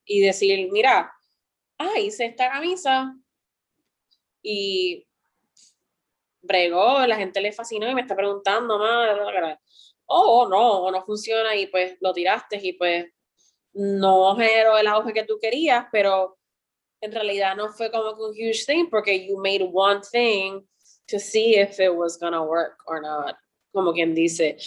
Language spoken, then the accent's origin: Spanish; Puerto Rico; cuando yo estaba creciendo en Puerto Rico